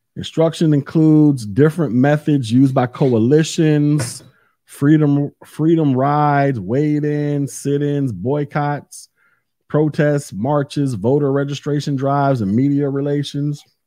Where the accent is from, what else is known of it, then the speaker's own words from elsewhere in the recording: Florida, United States; I'm from Florida, born here, live here, and will die here